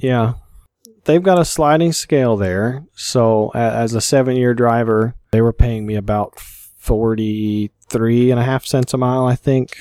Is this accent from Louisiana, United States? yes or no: no; Kentucky, United States; born or raised there; moved away; also born or lived in Colorado